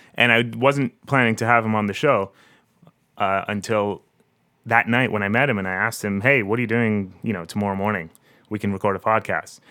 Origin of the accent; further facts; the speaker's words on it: Harrow, Ontario, Canada; now in Toronto, Canada; my hometown of Harrow. It's a little farm town of about um, 5,000 people or so, south of Windsor.